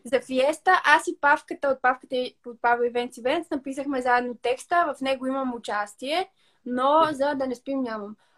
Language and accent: Bulgarian; Northwestern Bulgaria, Bulgaria; ние сме от северо-запада